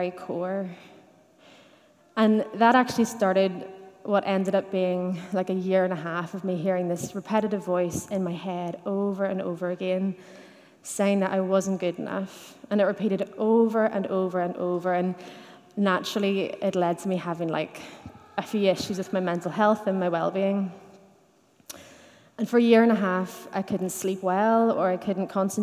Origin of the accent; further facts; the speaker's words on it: Dungannon, Northern Ireland, United Kingdom; I grew up in Dungannon in the 90s, when it was normal to go to church